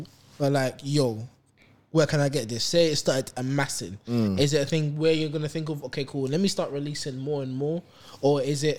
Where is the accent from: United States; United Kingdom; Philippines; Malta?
United Kingdom; London; We're from London.